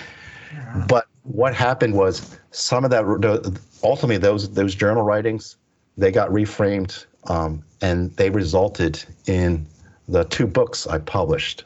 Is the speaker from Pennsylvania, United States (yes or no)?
yes; Pennsylvania, United States; also born or lived in Stillwater, Oklahoma; my parents moved out to the East Coast. into Pennsylvania